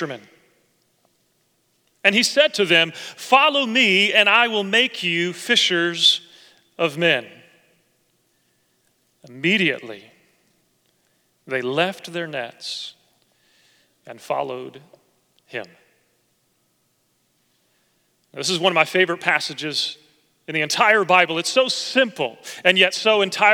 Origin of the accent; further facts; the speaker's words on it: Oklahoma, United States; moved away; as a little boy growing up in Oklahoma